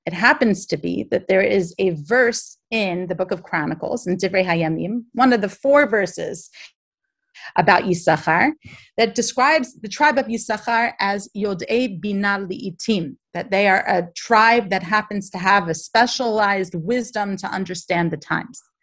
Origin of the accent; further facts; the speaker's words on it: Baltimore, Maryland, United States; I'm from Baltimore in America